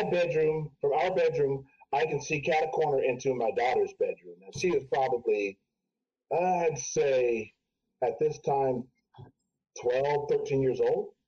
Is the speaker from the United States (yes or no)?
yes; Urbana, Ohio, United States; we used to live in a house back in my hometown of Urbana, Ohio.